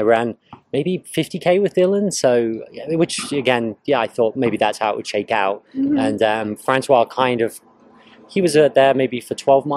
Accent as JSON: {"language": "English", "area": "north of London", "region": "East of England", "country": "United Kingdom", "tie": "born or raised there", "also_born_or_lived": "Scotland / Edinburgh", "moved": "as an adult", "lives_now": "United States", "said": "I was born in Scotland, kind of grew up north of London, went to university in Edinburgh, and then I started working in London for several years and then moved to the US"}